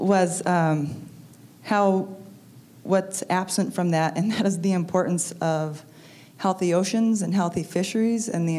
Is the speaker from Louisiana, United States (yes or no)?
no; Alaska, United States; I'm from Alaska where we have fish to school programs, not farm to school programs.